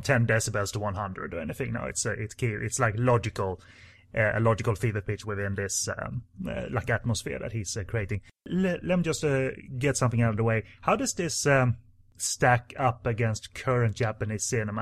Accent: Sweden; English is a second language

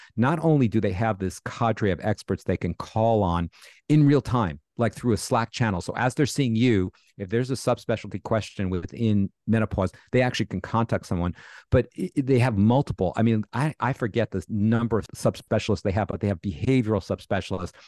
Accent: New York, United States; I'm a New Yorker

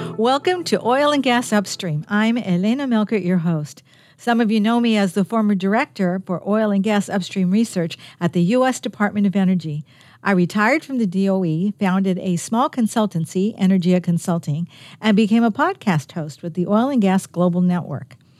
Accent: California, United States; moved away as an adult; now in Virginia, United States; I'm from California. We don't have seasons

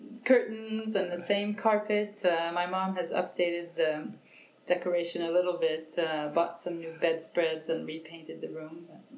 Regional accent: San Francisco, California, United States; moved away as an adult; now in France; I grew up in San Francisco

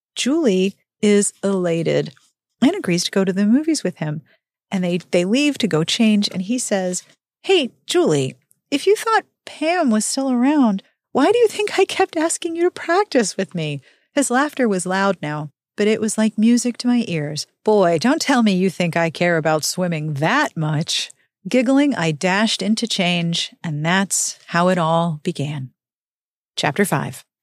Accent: Pittsburgh, Pennsylvania, United States; I grew up in Pittsburgh

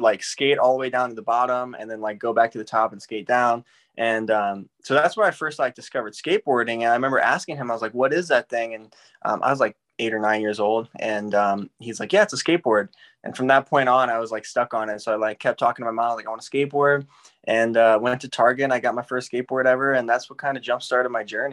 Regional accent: St. Louis, Missouri, United States; I grew up in St. Louis, Missouri, and that's where I was born and raised

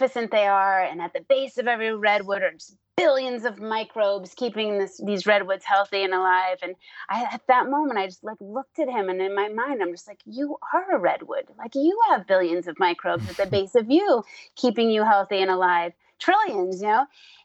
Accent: New Hampshire, United States; I grew up in New Hampshire and in nature

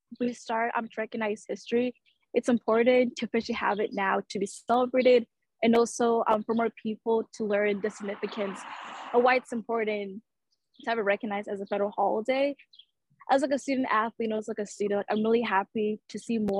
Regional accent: Georgia, United States; growing up in Georgia, like I noticed like in school, we're not really taught like all the history

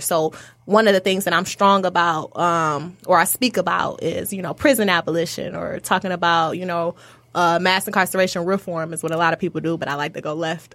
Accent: Oak Park, Michigan, United States; also born or lived in Detroit, Michigan; I actually grew up in Oak Park for, like, ear-, my early years as far as, like, elementary, middle school

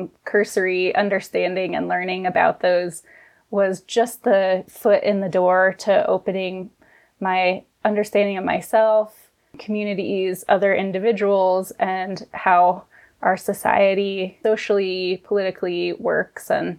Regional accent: Colorado, United States; When I moved back from college to Colorado, which is my home state

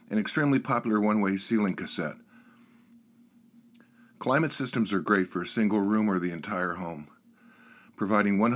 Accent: Birmingham, Alabama, United States; moved away as an adult; also born or lived in New York City; I was born in Birmingham, Alabama.

